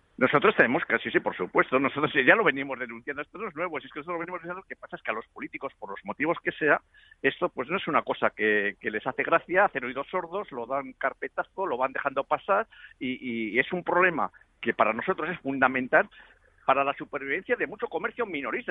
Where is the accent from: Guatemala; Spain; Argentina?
Spain; yo tengo que mantener una, una, familia aquí en mi país